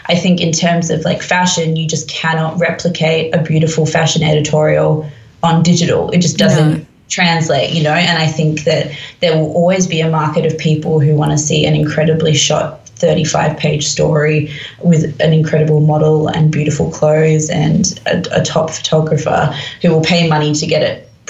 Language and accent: English; London, United Kingdom; born there; I was born in London. My dad lives here. I have a huge amount of family over here. I have a British passport.